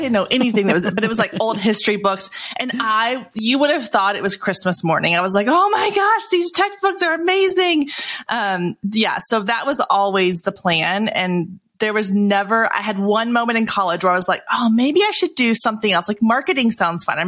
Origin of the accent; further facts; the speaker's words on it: Waco, Texas, United States; I grew up in Waco, Texas